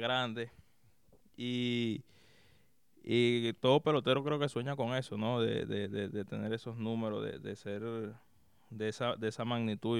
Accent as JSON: {"language": "Spanish", "town": "Caracas", "region": "Capital District", "country": "Venezuela", "tie": "born or raised there", "also_born_or_lived": "Maracay, Venezuela", "moved": "as an adult", "lives_now": "Florida, United States", "said": "Yo soy de Caracas. Eh, viví en gran parte de mi niñez ahí en, en, Caracas hasta más o menos alrededor de los 11, 12 años. Después me mudé a Maracay"}